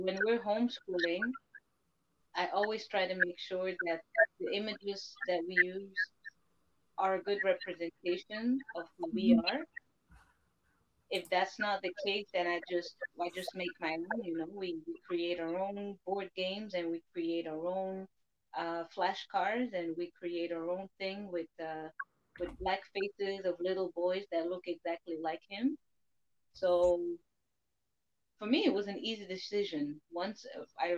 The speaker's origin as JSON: {"language": "English", "country": "Belgium", "tie": "born or raised there", "said": "I grew up in Belgium"}